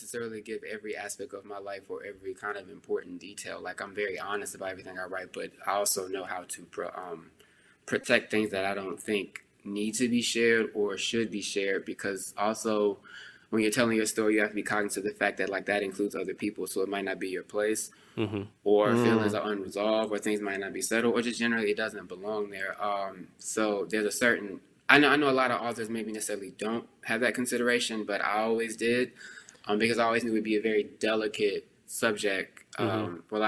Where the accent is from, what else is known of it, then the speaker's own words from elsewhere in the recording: Texas, United States; I'm a Texan